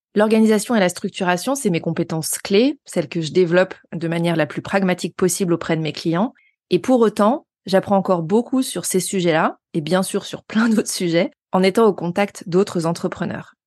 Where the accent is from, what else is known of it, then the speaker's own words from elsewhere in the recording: Haute-Savoie, Auvergne-Rhône-Alpes, France; now in Lyon, France; je suis originaire de Haute-Savoie